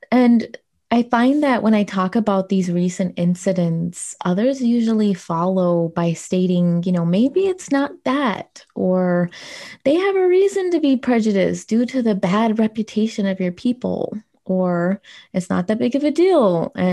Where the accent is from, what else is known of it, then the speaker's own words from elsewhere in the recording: United States; As an American